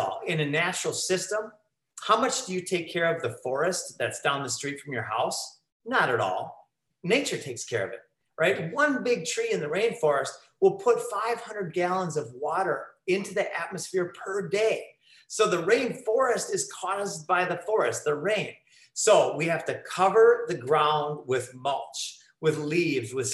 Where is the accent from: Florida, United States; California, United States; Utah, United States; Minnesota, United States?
Minnesota, United States; moved away as an adult; also born or lived in Costa Rica; living in Costa Rica for 12 years, I'm from Minnesota